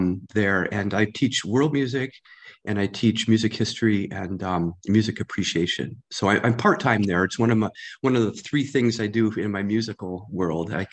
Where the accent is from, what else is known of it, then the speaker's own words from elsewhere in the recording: St. Charles, Illinois, United States; also born or lived in Geneva, Illinois; I was born and raised in St. Charles. Born in Geneva, Geneva Community Hospital, which is no longer there, in 1958.